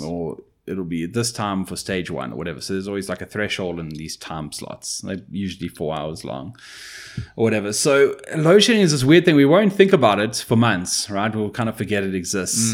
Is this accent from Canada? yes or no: no; South Africa